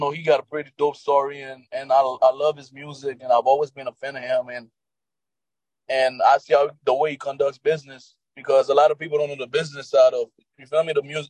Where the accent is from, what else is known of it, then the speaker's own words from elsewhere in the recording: North Miami, Florida, United States; I'm from Miami, North Miami.